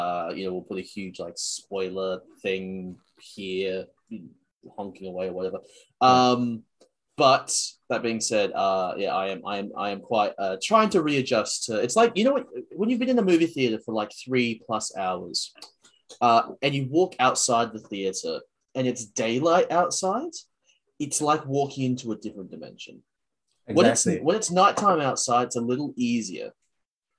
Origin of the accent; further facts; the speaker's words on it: Sydney, New South Wales, Australia; I was born in Sydney.